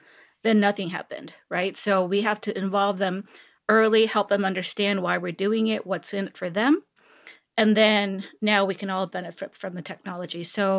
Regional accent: Seoul, South Korea; also born or lived in California; now in Texas, United States; I was born and raised in Seoul, Korea. And I went to school in California. And upon graduation, I moved to Texas. So yeah, it's been quite a while, 16, 17 years since I've been in Texas.

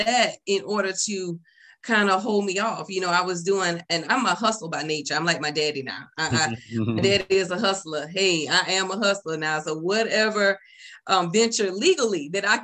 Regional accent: the South, United States; also born or lived in California; I'm a down south girl

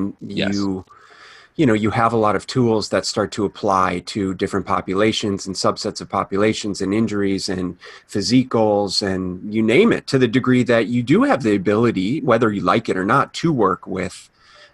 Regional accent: Minneapolis, Minnesota, United States; I grew up in Minneapolis

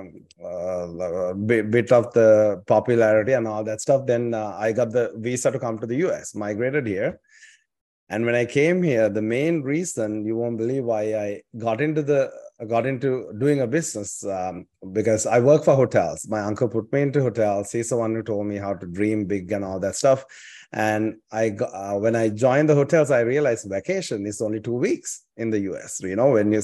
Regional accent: Sri Lanka; English is a second language; moved away as an adult; also born or lived in Southern California; now in California, United States; I was born and raised in Sri Lanka, a small island off the coast of India

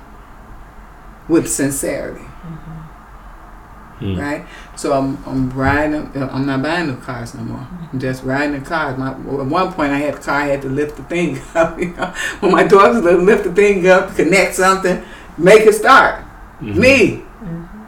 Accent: Chicago, Illinois, United States; I'm from Chicago, outside of Chicago

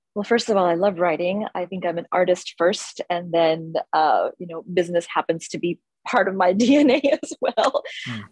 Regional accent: Houston, Texas, United States; moved away as an adult; also born or lived in India / Pune, India; the first 19 years of my life, I grew up here in Houston, Texas

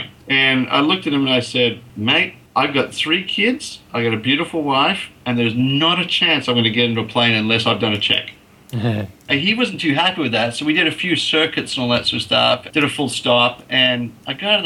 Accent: Canada; now in Australia; I actually was born in Australia, but I grew up in Canada.

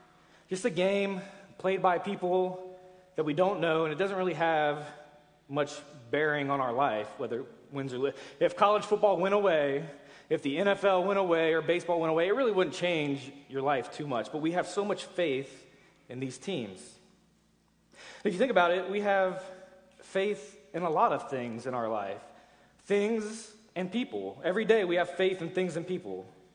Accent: Cincinnati, Ohio, United States; moved away; I'm from Cincinnati

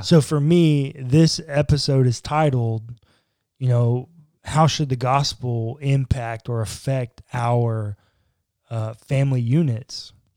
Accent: United States

